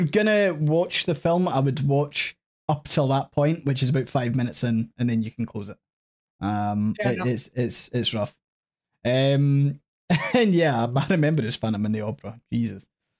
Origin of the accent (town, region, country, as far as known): Scotland, United Kingdom